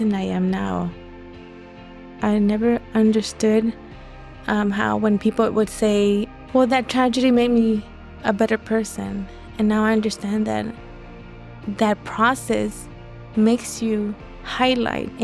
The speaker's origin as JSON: {"language": "English", "town": "Los Angeles", "region": "California", "country": "United States", "tie": "born or raised there", "said": "I was born in Los Angeles, South LA to be exact. I went to elementary in that area and middle school."}